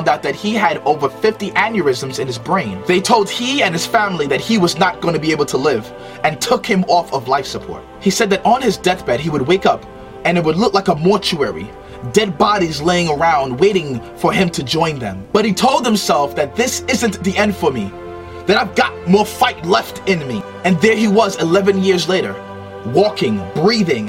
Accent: New York City, New York, United States; also born or lived in Trinidad; I was born in Trinidad but raised in Brooklyn, New York

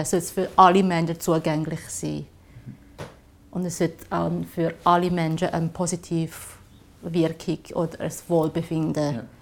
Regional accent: Shanghai, China; also born or lived in Zurich; now in Switzerland; ich komme ursprünglich aus China, Shanghai und seit äh, 18 Jahren lebe ich da in der Schweiz

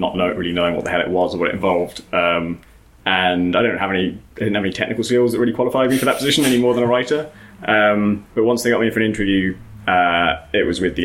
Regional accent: near Oxford, South East England, United Kingdom; I was born near Oxford.

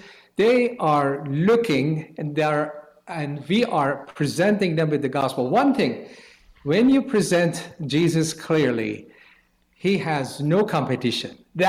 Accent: Iran; moved away as an adult; now in United States; I was born in Iran as a Muslim.

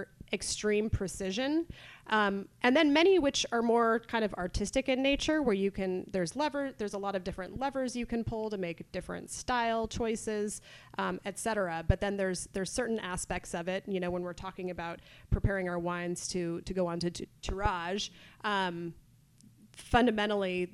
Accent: Carmel, California, United States; I grew up in Carmel, a very obviously food and wine oriented place.

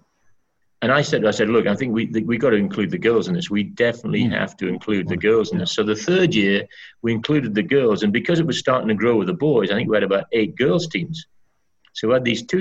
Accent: Berwick-upon-Tweed, North East England, United Kingdom; moved away as an adult; also born or lived in Birmingham; my hometown of Berwick

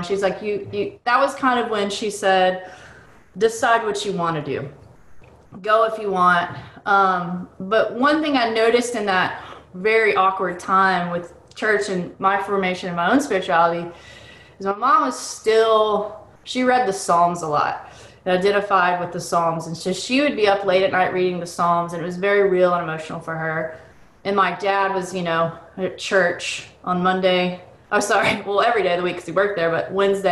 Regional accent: Boston, Massachusetts, United States; I was born in Boston, and the reason why they were there is because they were helping a church in Lowell, Massachusetts

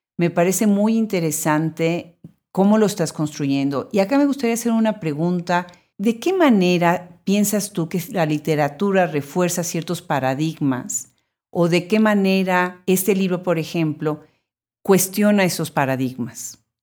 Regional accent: Puebla, Mexico; yo soy originariamente de Puebla

